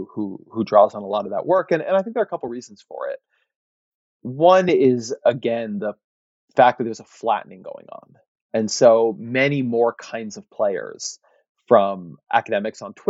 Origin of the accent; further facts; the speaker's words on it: Orange County, California, United States; When I was growing up in Orange County, we got the LA Times.